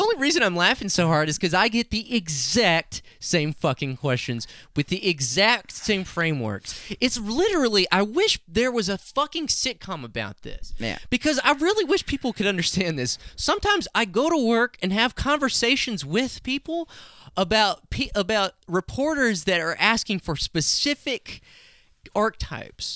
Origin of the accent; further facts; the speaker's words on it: Hobbs, New Mexico, United States; I'm from Hobbs, New Mexico